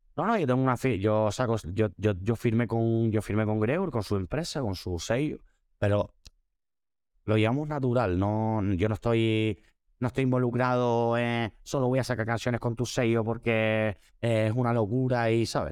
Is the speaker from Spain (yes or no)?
yes; Spain; soy el primer español que canta en directo en Tomorrowland